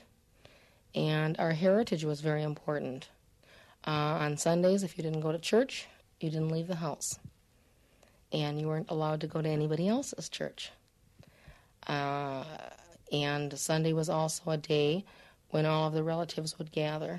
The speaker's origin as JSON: {"language": "English", "town": "Minneapolis", "region": "Minnesota", "country": "United States", "said": "I'm from Minneapolis, Minnesota"}